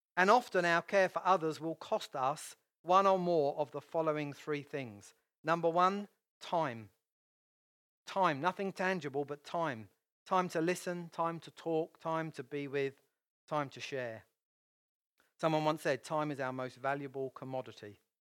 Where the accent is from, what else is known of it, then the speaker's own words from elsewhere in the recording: United Kingdom; I'm British